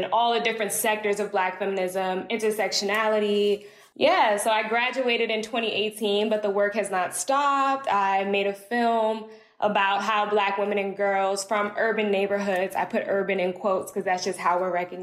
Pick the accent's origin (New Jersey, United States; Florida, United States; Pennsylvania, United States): New Jersey, United States; East Orange; now in Atlanta, United States; I'm from East Orange, New Jersey. Now I live in Atlanta, Georgia